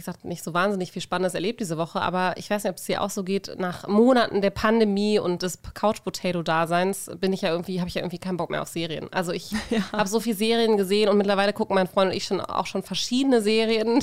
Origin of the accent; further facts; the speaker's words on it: Germany; now in Norway; von zwei gebürtigen Deutschen, nämlich Laura und mir, die vor einigen Jahren hier hingezogen sind